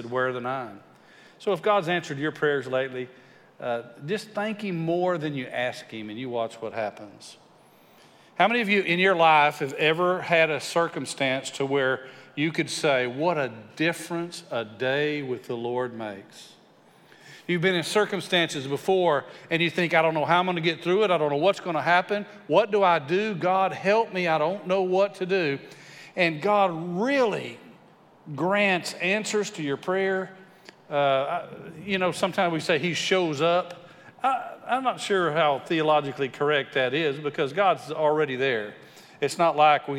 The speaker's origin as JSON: {"language": "English", "region": "West Texas", "country": "United States", "tie": "born or raised there", "said": "I grew up in West Texas"}